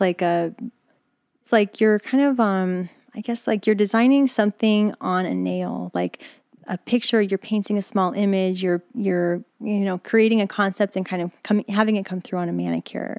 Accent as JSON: {"language": "English", "town": "East Stroudsburg", "region": "Pennsylvania", "country": "United States", "tie": "born or raised there", "also_born_or_lived": "New York", "moved": "yes", "said": "I'm born in Poconos, Pennsylvania, born in East Shrewsbury."}